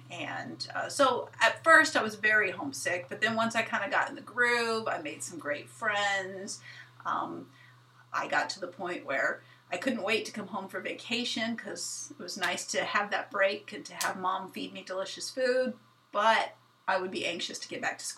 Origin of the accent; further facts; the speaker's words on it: Kenya; I think a lot of my favorite things about growing up at RVA, but also just growing up in Kenya, was the freedom I had.